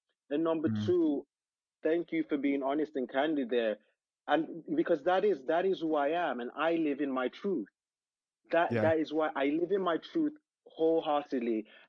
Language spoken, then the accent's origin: English; London, United Kingdom; born there; also born or lived in Nigeria; I'm African. My parents are African. I was born in London, but I lived in Nigeria for a while.